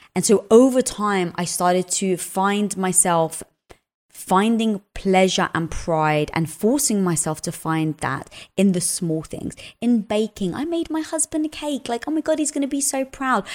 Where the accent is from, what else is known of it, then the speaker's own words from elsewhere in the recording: London, United Kingdom; moved away; also born or lived in Cyprus (family origin); I was brought up in London